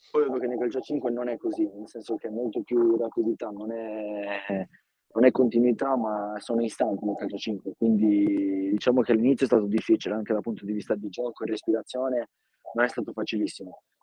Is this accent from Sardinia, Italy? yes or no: yes; Villasor, Sardinia, Italy; Quindi da subito ho iniziato fin da 4 anni e mezzo a giocare a calcio 11 nel mio paese, Villasor.